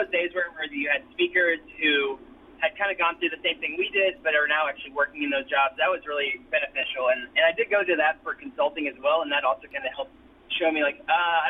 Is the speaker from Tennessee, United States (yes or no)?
yes; Tennessee, United States; also born or lived in Germany; So I grew up in Germany for about half of my childhood before I moved back to the States and lived in rural Tennessee for the rest of my childhood.